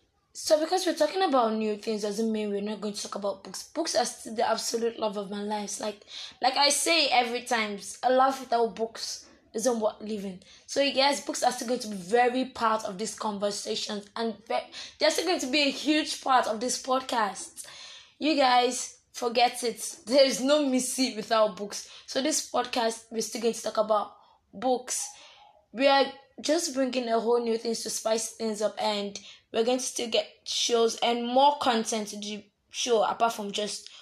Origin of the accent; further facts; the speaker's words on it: Nigeria; as a Nigerian